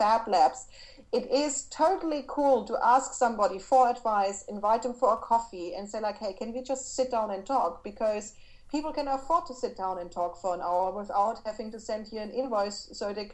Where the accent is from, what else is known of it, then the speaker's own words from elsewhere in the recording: Berlin, Germany; English is a second language; I'm from Berlin